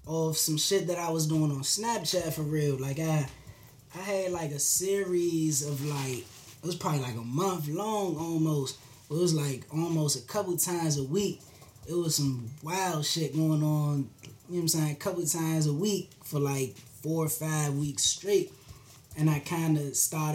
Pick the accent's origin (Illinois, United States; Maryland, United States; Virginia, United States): Maryland, United States; I'm from Maryland.